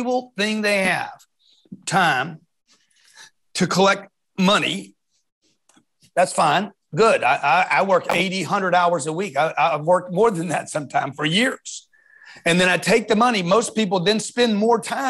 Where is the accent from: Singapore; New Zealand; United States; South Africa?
United States; Lake Charles, Louisiana; I grew up in Lake Charles, Louisiana, on 10th Street